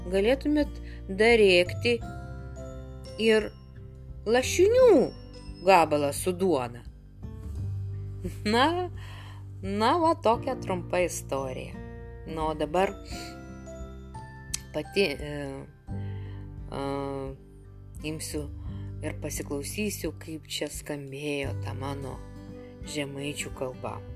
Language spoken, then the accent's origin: Lithuanian; Samogitia, Lithuania; accent: Samogitian; mano ta žemaičių tarmė, kurią, aš, kurią kalbėjo mano tėvai, seneliai nes jie nuo tilšių mažiekių krašto.